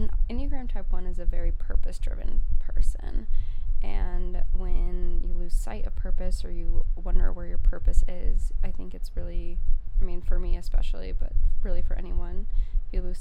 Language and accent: English; Colorado, United States; I'm from Colorado